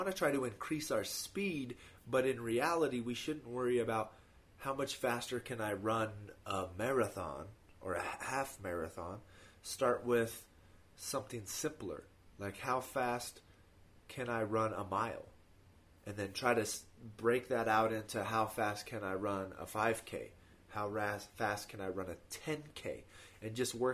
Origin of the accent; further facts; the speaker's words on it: Colorado, United States; I'm from Colorado. So for me, the elevation doesn't matter. Like, I've lived here my whole life.